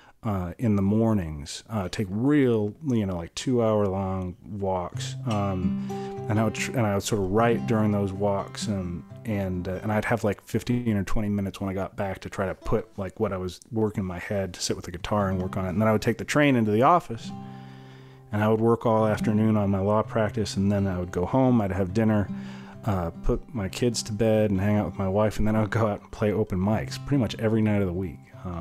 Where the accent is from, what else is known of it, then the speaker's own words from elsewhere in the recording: Boston, Massachusetts, United States; when I was a little kid growing up in Boston, Massachusetts